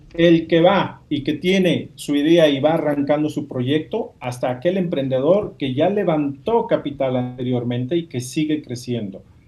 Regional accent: Mexico; yo soy mexicano

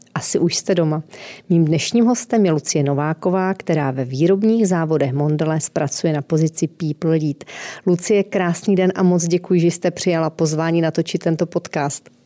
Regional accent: Northern Moravia, Czechia; pocházím také ze severní Moravy

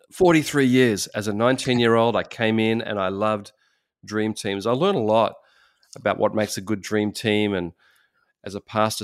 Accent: Australia; I'm from Australia

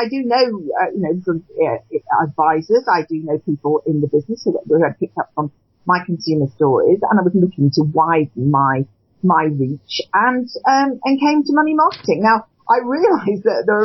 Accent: Cheshire, North West England, United Kingdom; moved away as an adult; also born or lived in London; I'm from Cheshire originally, which is where I've come back to, having been in London and the South East for most of my working life. My neighbour was a guardian, was an editor of The Guardian when I was a child

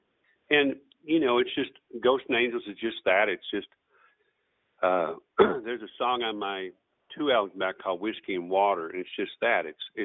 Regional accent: Michigan, United States; I grew up in Michigan

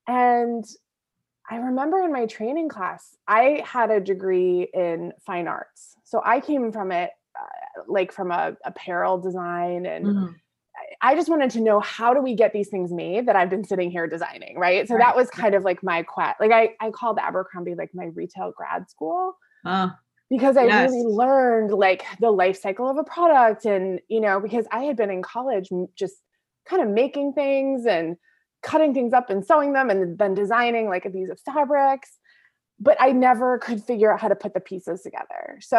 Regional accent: Boston, Massachusetts, United States

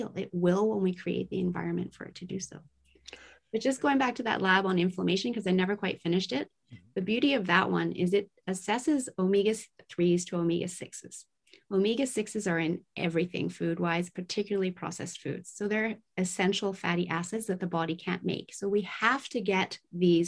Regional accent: Tokyo, Japan; I was raised in Tokyo, Japan at the height of the manufacturing plant spewing out toxins

